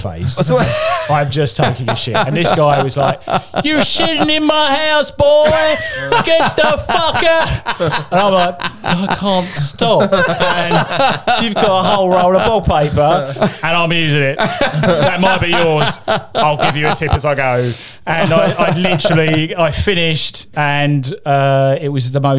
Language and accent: English; United Kingdom; I'm British.